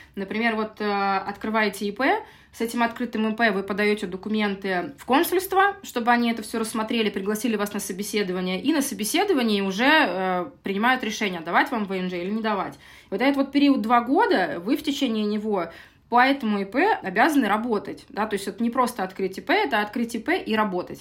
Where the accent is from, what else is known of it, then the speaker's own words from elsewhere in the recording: Saint Petersburg, Russia; moved away as an adult; now in Lisbon, Portugal; Я из России, из Санкт-Петербурга. Я в Питере родилась и прожила всю жизнь.